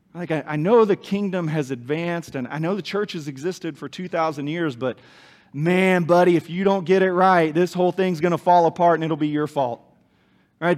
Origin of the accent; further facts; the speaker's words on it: Kansas, United States; moved away; I knew Larry and Sharon when I was growing up in Kansas